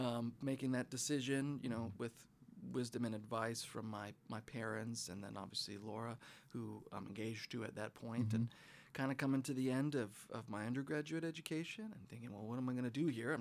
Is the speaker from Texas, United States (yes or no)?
no; Butte, Montana, United States; I was born in Butte, Montana